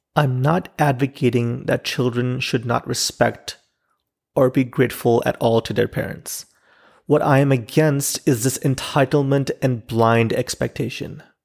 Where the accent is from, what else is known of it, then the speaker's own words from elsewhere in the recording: Pakistan; now in Chicago, United States; as a Pakistani living in Chicago